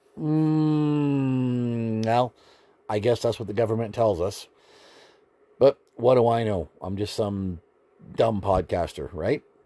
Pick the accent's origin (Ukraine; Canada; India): Canada